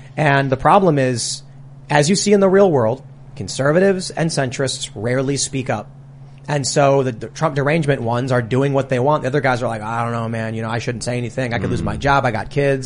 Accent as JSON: {"language": "English", "town": "Chicago", "region": "Illinois", "country": "United States", "tie": "born or raised there", "said": "I'm from Chicago"}